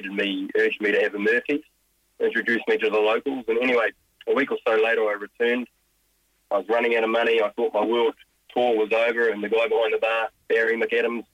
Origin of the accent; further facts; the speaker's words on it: New Zealand; Kowloodi, my hometown